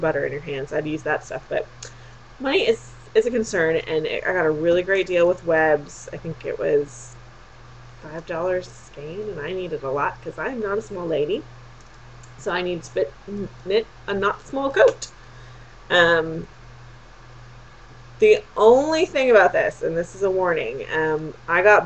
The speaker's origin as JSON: {"language": "English", "region": "Texas", "country": "United States", "said": "I'm from Texas."}